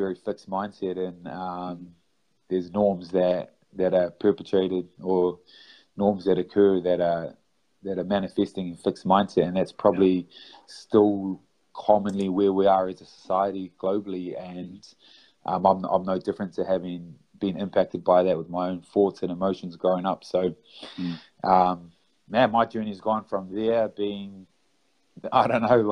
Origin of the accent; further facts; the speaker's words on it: New Zealand; I'm from New Zealand